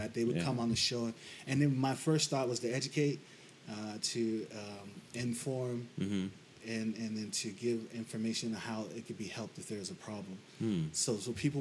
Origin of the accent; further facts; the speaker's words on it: Las Vegas, Nevada, United States; moved away as an adult; now in Hawaii, United States; Born and raised in Las Vegas, Nevada